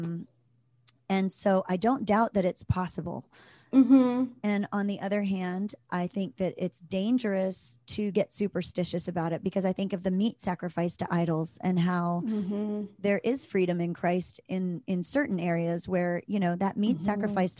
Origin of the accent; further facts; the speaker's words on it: Maryland, United States; when I was a kid, I grew up in Maryland